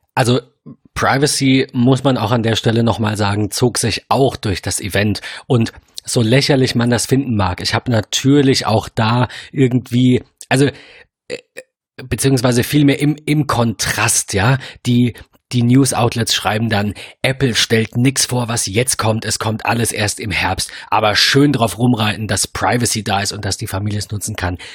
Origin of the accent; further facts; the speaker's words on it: Germany; als Deutscher, wir sind ein sehr, wir sind ein Bargeldland